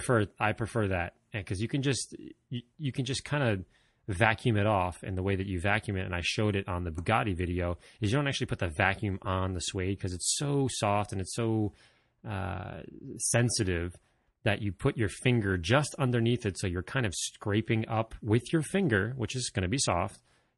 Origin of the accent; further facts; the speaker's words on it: Netherlands; first language Dutch; English is a second language; I am from the Netherlands and my original language is Dutch, not English.